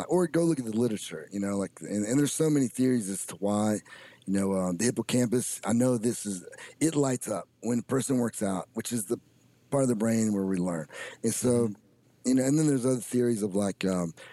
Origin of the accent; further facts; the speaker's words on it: United States; We are Americans